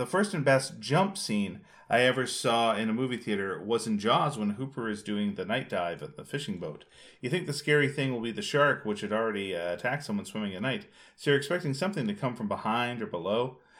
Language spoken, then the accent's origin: English; Canada; I'm a Canadian making a waffle with an American waffle maker in Belgium?